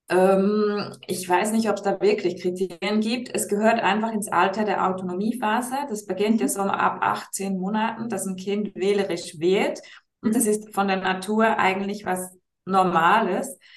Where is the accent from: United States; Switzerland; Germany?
Switzerland; Ich bin aus der Schweiz